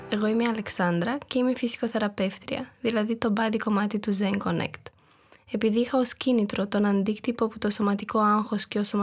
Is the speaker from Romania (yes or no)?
yes; Romania; Greek is a second language; moved away as an adult; now in Thessaloniki, Greece; Η καταγωγή μου είναι από την Ρουμανία, αλλά πριν 1,5 χρόνο πήρα την απόφαση να μετακομίσω στην Ελλάδα, πιο συγκεκριμένα στη Θεσσαλονίκη.